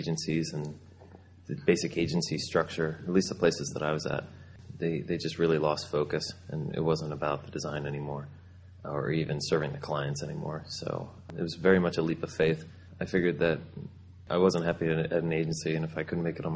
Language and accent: English; Philadelphia, Pennsylvania, United States; I'm from Philadelphia